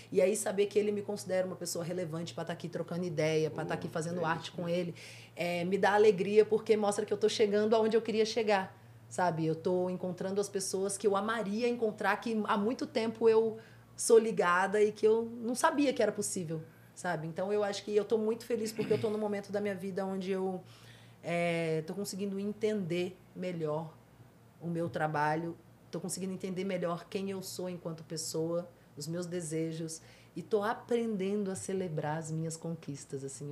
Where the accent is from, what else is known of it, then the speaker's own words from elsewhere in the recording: Santa Rita do Mutum, Minas Gerais, Brazil; moved away; Minas Gerais, interior de Minas Gerais, de uma roça chamada Santa Rita do Mutum. É, não tem nem no mapa, é bem pequenininho mesmo. E é de lá que eu venho